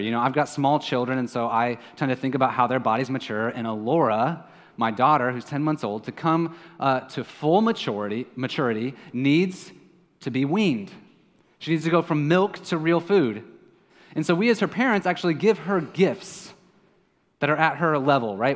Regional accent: Kansas City, Missouri, United States; now in San Juan, Puerto Rico; I am from Kansas City.

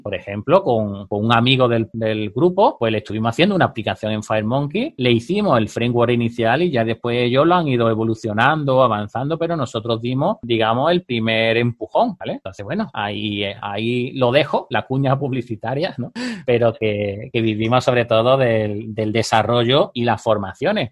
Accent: southern Spain, Spain; como soy del sur de España, pues hablo un poco rápido

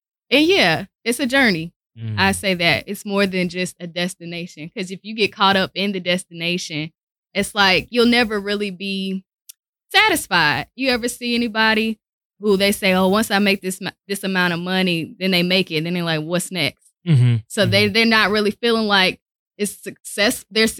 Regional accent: Winston-Salem, North Carolina, United States; Okay, so I am from Winston-Salem, North Carolina.

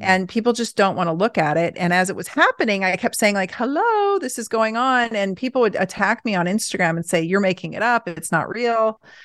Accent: Portland, Oregon, United States; I grew up in Portland

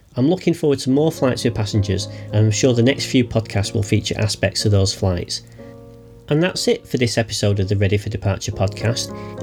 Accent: near Heaton Park, Manchester, North West England, United Kingdom; the border of which was very close to my hometown

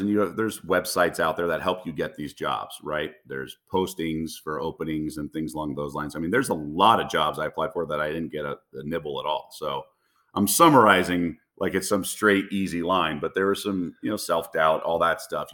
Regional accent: Los Angeles, California, United States; moved away; I grew up in the Los Feliz neighborhood

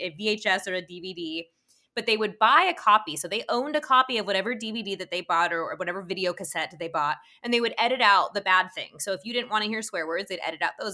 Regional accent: Utah, United States; I was probably a teenager, 'cause I'm also from Utah, from your state

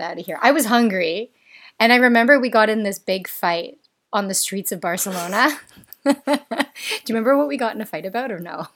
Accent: Toronto, Ontario, Canada; I've been back in Toronto, which is my hometown

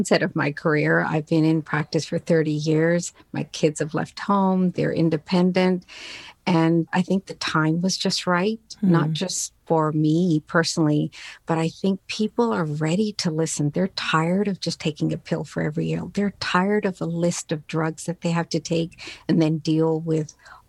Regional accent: Newfoundland and Labrador, Canada; English is a second language; immigrated here with my family to Newfoundland on the east coast of Canada back in 1967

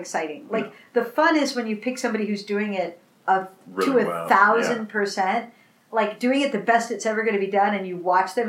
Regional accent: Minneapolis, Minnesota, United States; I'm from Minneapolis

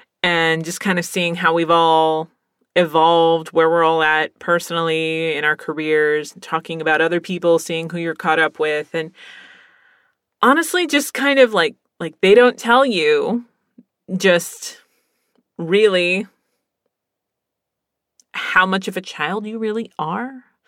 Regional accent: Pennsylvania, United States; also born or lived in Virginia / California / Texas; I'm from Pennsylvania. From Pennsylvania, we moved to Virginia. From Virginia, we moved to California. And from California, we moved to Texas.

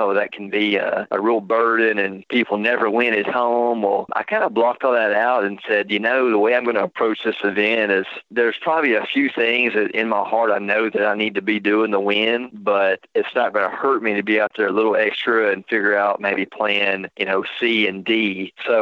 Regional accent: United States; I grew up on Caddo Lake

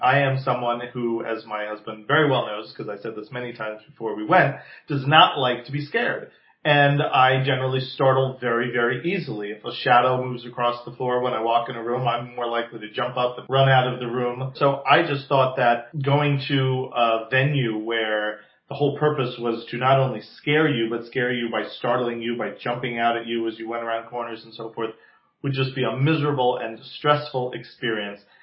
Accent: New Jersey, United States; now in Palm Springs, United States; I am originally from the East Coast, from New Jersey. So for those of you listening with fine-tuned ears, you may detect that accent every so often

